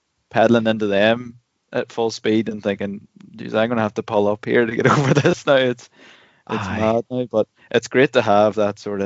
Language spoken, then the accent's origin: English; Ireland; 11 of us, 11 Irish fellas in a chalet in Morzine